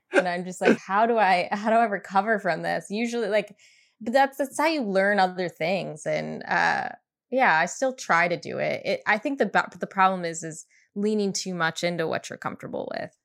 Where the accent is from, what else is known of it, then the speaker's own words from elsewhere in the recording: Chelsea, Michigan, United States; moved away as an adult; also born or lived in Boston / Detroit; now in Los Angeles, United States; I'm at, right outside Ann Arbor, I'm from Chelsea, it's a small town.